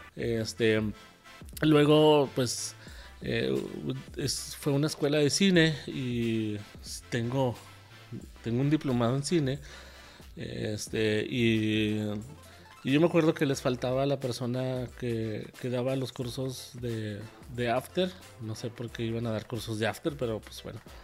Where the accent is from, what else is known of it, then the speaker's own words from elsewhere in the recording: Ciudad Juárez, Chihuahua, Mexico; moved away as an adult; also born or lived in Mexico City; regresaba a mi pueblo en Ciudad Juárez